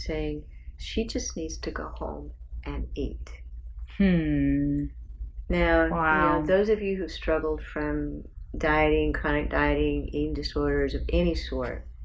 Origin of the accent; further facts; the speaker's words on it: South Bend, Indiana, United States; I grew up in South Bend, Indiana